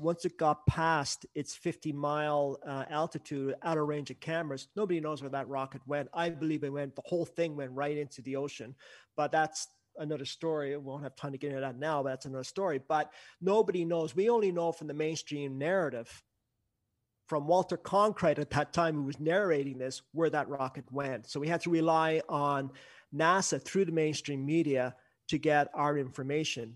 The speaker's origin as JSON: {"language": "English", "country": "Canada", "said": "I'm up here, I'm a Canadian"}